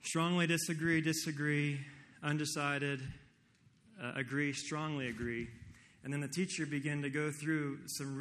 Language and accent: English; Kansas, United States; I am from Kansas